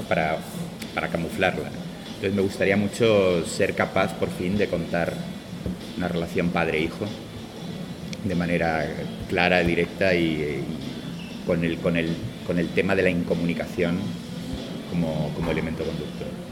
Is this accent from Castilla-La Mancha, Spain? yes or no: no; Málaga, Andalusia, Spain; yo soy de Málaga